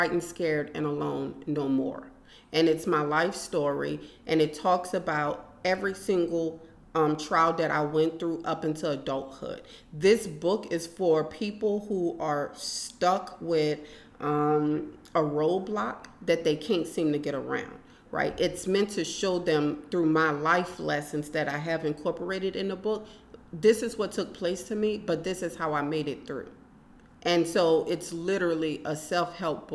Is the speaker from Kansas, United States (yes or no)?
no; New Orleans, Louisiana, United States; now in Lafayette, United States; I'm from New Orleans